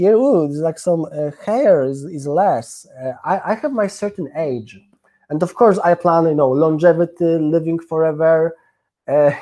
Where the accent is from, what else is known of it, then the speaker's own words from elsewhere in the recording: Poland; now in London, United Kingdom; I am from Poland. I live in London